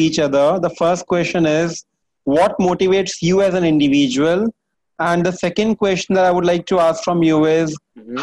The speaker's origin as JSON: {"language": "English", "region": "Delhi", "country": "India", "said": "I am from northern part of India, from Delhi."}